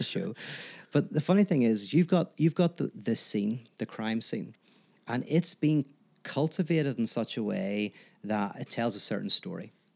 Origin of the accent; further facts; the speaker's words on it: Northern Ireland, United Kingdom; I'm from Northern Ireland